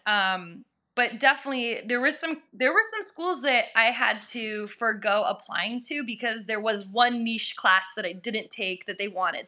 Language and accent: English; Minnesota, United States; moved away as an adult; also born or lived in Massachusetts; my home my home state is Minnesota